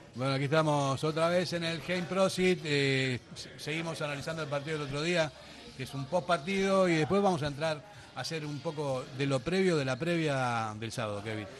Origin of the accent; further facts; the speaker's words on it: Bilbao, Basque Country, Spain; somos de Bilbao